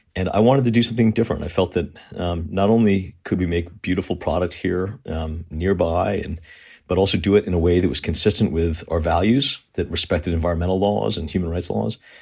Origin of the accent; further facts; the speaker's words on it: Southern Connecticut, United States; I grew up, um, in a, in a wealthy town in Southern Connecticut